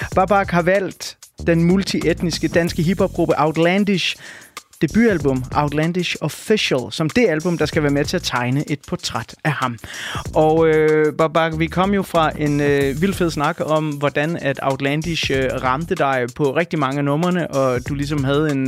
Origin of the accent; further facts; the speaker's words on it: Denmark; jeg er født og opvokset i Danmark